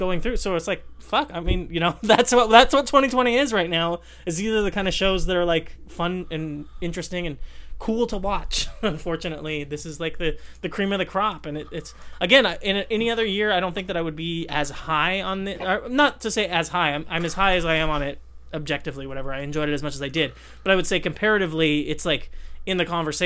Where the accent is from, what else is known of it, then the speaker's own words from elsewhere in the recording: Southern California, United States; I am from Southern California